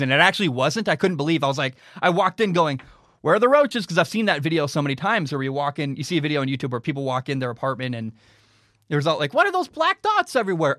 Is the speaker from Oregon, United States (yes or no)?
yes; Portland, Oregon, United States; moved away as an adult; now in Hawaii, United States; I grew up in Portland, Oregon